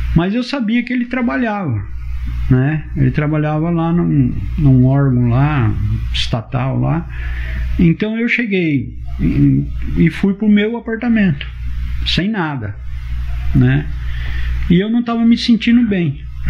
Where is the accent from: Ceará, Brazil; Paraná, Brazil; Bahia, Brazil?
Paraná, Brazil; Rolândia; moved away as an adult; also born or lived in São Paulo; eu tô voltando pra minha terra